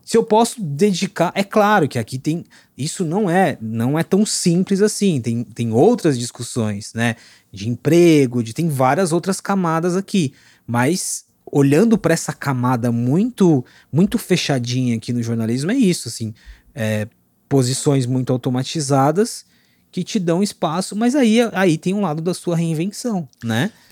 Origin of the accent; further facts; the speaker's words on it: Osasco, São Paulo, Brazil; eu sou da periferia de Osasco, nasci, fui criado, continuo morando lá